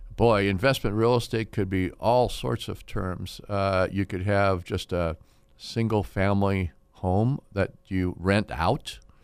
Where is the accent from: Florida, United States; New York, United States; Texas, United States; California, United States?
California, United States; Fresno; I was born in Fresno. My family's been in Fresno since the eighteen hundreds